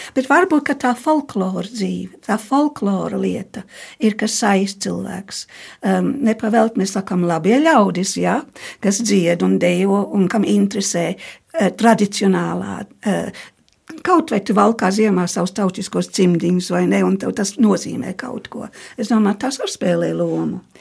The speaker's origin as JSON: {"language": "Latvian", "area": "near the Scottish border", "region": "northern England", "country": "United Kingdom", "tie": "born or raised there", "also_born_or_lived": "Germany", "moved": "as an adult", "lives_now": "Latvia"}